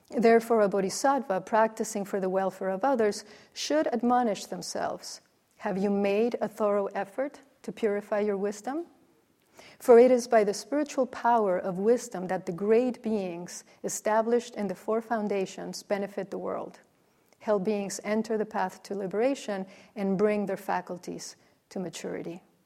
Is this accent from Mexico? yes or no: yes; Mexico; moved away; growing up in Mexico, the Nativity was a, a, a very central